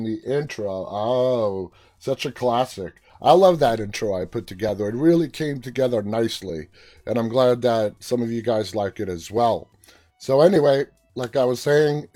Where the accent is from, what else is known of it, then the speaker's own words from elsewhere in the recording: United States; I'm an American